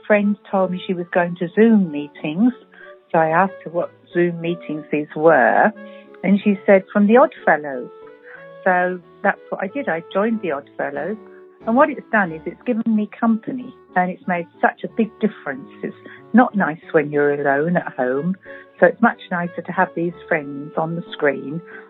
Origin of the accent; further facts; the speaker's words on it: Ipswich, East of England, United Kingdom; from Ipswich, and I've been a member now for just over a year.